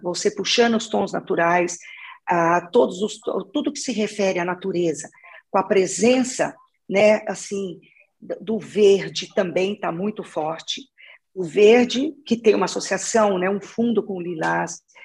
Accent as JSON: {"language": "Portuguese", "region": "Minas Gerais", "country": "Brazil", "moved": "as an adult", "lives_now": "São Paulo, Brazil", "said": "eu sou de Minas, sou mineira. Eu estou em São Paulo já trabalhando há 25 anos."}